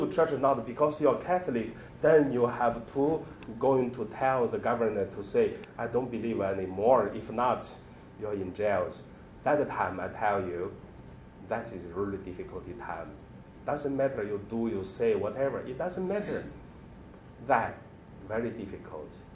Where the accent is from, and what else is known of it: China; born or raised there; moved away